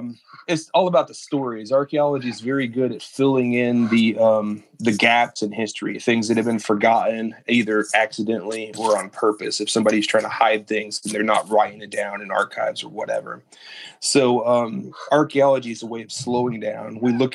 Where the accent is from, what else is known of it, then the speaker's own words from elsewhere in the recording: Kentucky, United States; I'm from Kentucky. I'm an Army brat. My wife and my mom's family's from here.